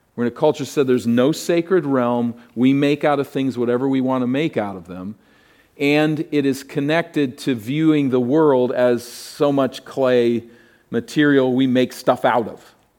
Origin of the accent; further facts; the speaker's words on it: East Coast, United States; moved away; I grew up in the East Coast, which was way ahead of here.